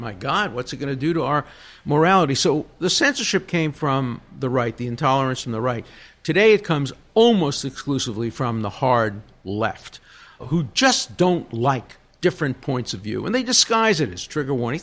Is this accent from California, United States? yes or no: no; New York City, New York, United States; I come from Brooklyn